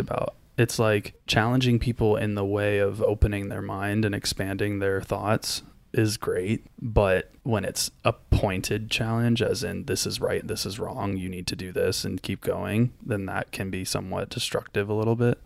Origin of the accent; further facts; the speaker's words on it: Florida, United States; I grew up in Florida